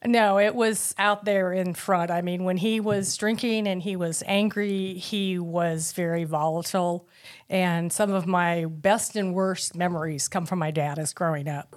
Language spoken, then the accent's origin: English; Tucson, Arizona, United States; I was born in, um, nineteen fifty-one in Tucson, Arizona.